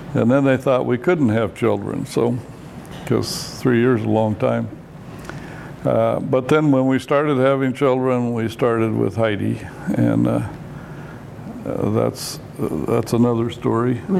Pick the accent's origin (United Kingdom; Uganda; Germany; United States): United States; Detroit, Michigan; moved away as an adult; now in Oregon, United States; I was raised in Detroit area.